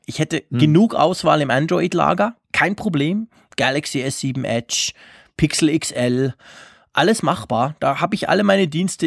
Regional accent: Switzerland; also born or lived in Bern; bei uns in der Schweiz

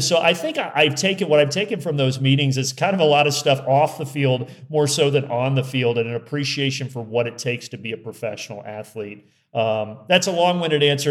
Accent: Indiana, United States; I'm from Indiana

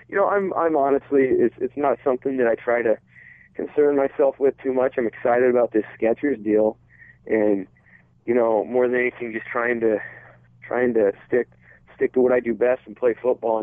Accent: Nebraska, United States; I grew up in Nebraska

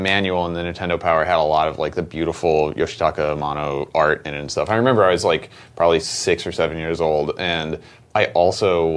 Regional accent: Florida, United States; moved away as an adult; also born or lived in Midwest; now in Portland, United States; I grew up in the Midwest and then moved to Florida when I was like nine

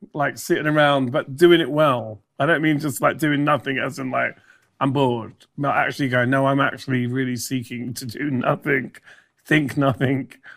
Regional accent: United Kingdom; also born or lived in Ireland; I'm a Brit, so I, Brit Irish.

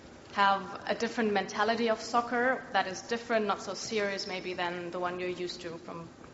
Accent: Germany; from Germany.

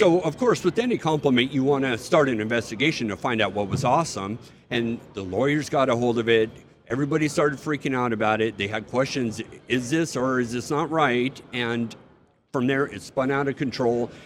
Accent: United States; I'm an American. I fought for my country

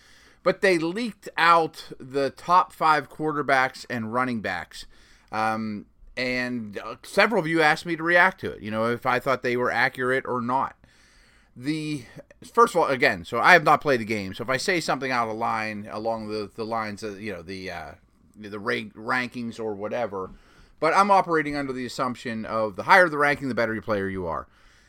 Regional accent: Pittsburgh, Pennsylvania, United States; I'm from Pittsburgh

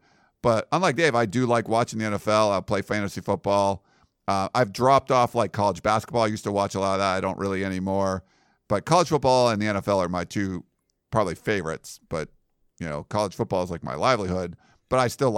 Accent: Pennsylvania, United States; I grew up in Western Pennsylvania. So when I was kid in the 70s, the Steelers won four Super Bowls.

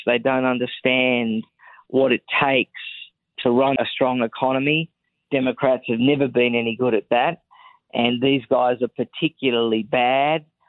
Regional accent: Australia; accent: Australian; moved away as an adult; also born or lived in Sydney; now in United States; I spent the first 32 years of my life living in Australia, born there, went to school there, raised there, the whole lot

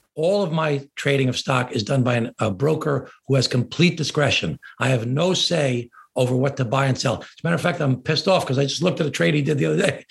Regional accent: Glen Cove, New York, United States; Glen Cove, my hometown

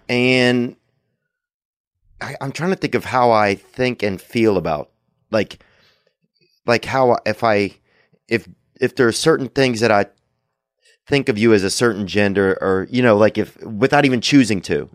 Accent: Covington, Louisiana, United States; moved away; we went back to Covington in my hometown

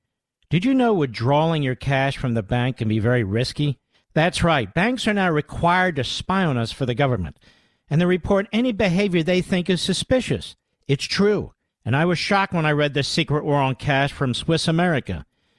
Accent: Pennsylvania, United States; Pennsylvania, my home state.

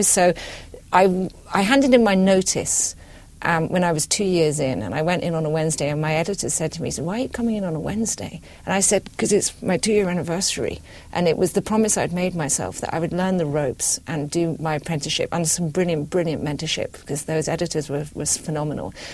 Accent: Scotland, United Kingdom; I'm British. I was brought up in Scotland.

